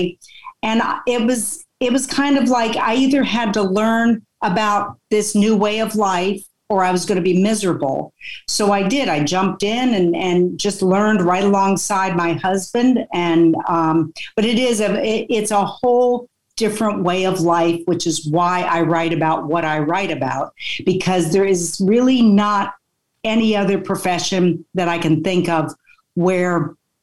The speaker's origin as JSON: {"language": "English", "region": "Vermont", "country": "United States", "tie": "born or raised there", "moved": "yes", "said": "I grew up in Vermont"}